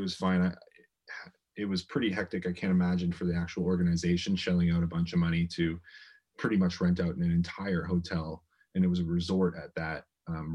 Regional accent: Windsor, Ontario, Canada; moved away as an adult; also born or lived in San Francisco, United States; from Arizona came straight to Windsor, Ontario. So I've been back home, in my hometown for about, I think it's like 4 weeks now

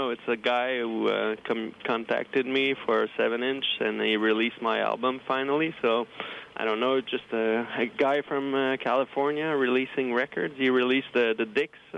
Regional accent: Montreal, Quebec, Canada; from Montreal, Canada.

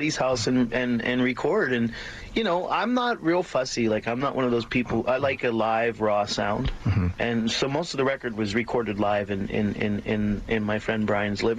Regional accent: Pennsylvania, United States; also born or lived in South Carolina; now in Canada; I grew up in Pennsylvania

